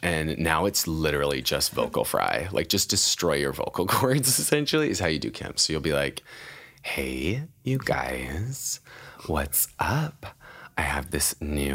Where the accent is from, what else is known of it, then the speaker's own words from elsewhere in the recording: Idaho, United States; I'm from Idaho